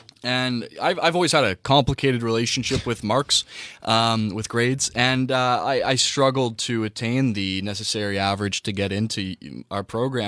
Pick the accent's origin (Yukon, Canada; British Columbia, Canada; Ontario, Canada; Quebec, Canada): Ontario, Canada; Whitby; moved away as an adult; now in Toronto, Canada; I'm from Whitby.